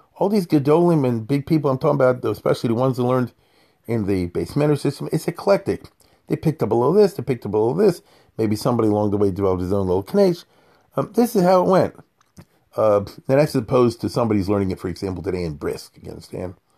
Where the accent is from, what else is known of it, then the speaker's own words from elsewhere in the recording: Baltimore, Maryland, United States; I'm growing up in Baltimore